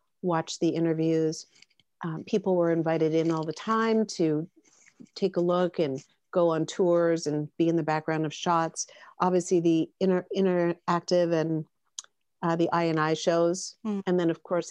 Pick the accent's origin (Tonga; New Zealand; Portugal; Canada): Canada; we're Canadian